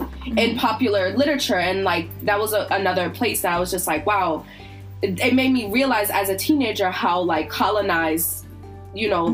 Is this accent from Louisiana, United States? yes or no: no; Virginia, United States; I grew up in Virginia